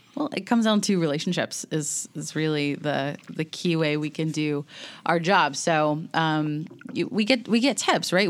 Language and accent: English; Elon, North Carolina, United States; moved away as an adult; now in Nashville, United States; I grew up in North Carolina